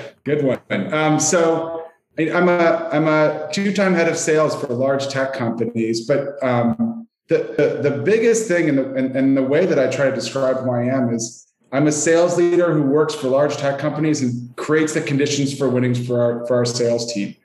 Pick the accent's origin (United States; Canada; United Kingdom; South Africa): Canada; accent: Canadian; you'll hear I am Canadian in my accent